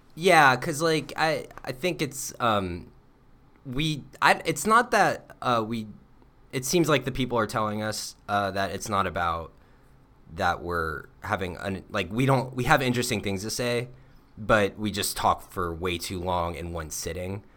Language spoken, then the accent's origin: English; Florida, United States; moved away; we're from Florida